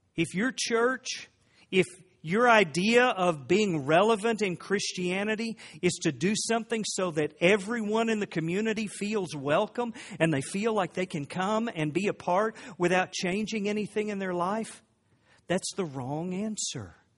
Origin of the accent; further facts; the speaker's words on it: Oklahoma, United States; I grew up in Oklahoma